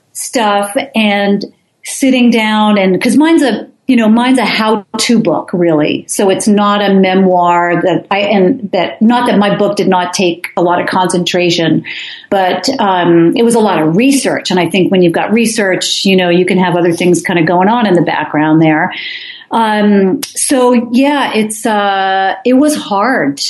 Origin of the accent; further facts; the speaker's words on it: New Jersey, United States; moved away; I grew up in New Jersey